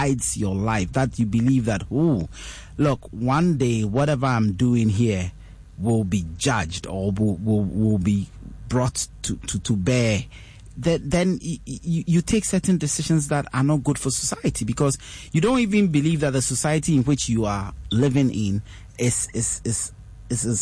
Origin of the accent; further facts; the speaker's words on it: Ghana; I'm born, bred, raised, schooled, fully educated in Ghana